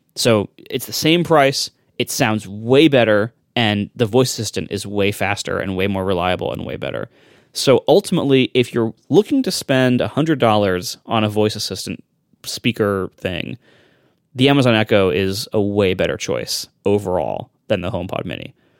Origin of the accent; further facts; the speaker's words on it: Ohio, United States; I'm from Ohio, too. I get it. Just not that part of Ohio